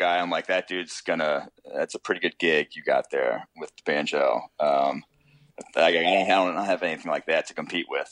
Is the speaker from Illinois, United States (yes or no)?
yes; Champaign, Illinois, United States; I was from Champaign